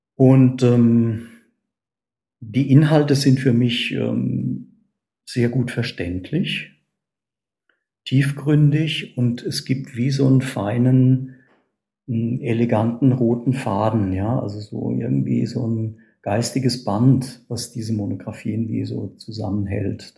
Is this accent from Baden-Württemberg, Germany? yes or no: no; a small village in the Palatinate, Rhineland-Palatinate, Germany; die Wurzeln liegen bei mir ähm, in einem kleinen Pfälzer Dorf. Und in diesem Dorf bin ich geboren